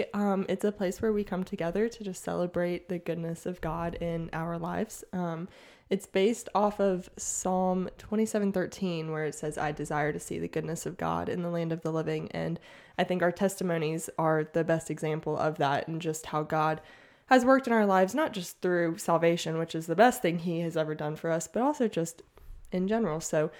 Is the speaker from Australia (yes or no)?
no; Mississippi, United States; also born or lived in Washington / Oklahoma / Alabama; So I was born in Washington State. And then we lived in Washington, Oklahoma, Alabama. And then my mom retired in Mississippi. So I pretty much did most of my growing up in Mississippi.